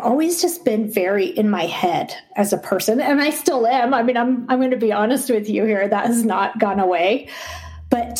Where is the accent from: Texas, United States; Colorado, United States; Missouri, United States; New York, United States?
Colorado, United States; Boulder; I grew up in Boulder, Colorado, and I went to college in Boulder